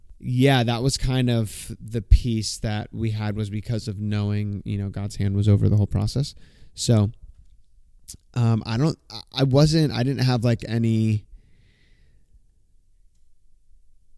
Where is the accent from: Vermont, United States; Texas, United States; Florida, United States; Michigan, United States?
Florida, United States; born or raised there; moved away as an adult; also born or lived in Los Angeles